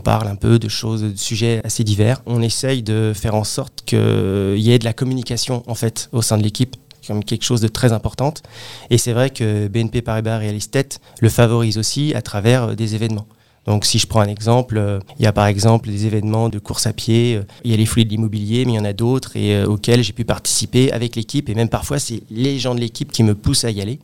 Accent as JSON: {"language": "French", "town": "Créteil", "region": "Île-de-France", "country": "France", "said": "Alors moi je suis originaire euh, de la région parisienne, plus précisément euh, de la ville de Créteil"}